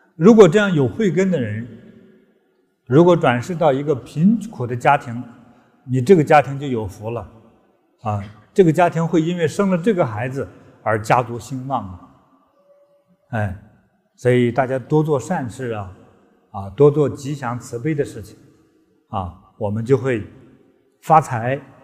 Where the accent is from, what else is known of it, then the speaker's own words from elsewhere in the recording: China; 在中国，我的祖国